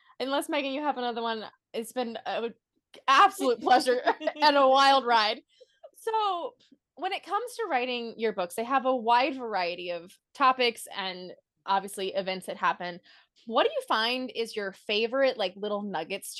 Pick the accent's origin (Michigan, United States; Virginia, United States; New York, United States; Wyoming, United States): Virginia, United States; I grew up in Virginia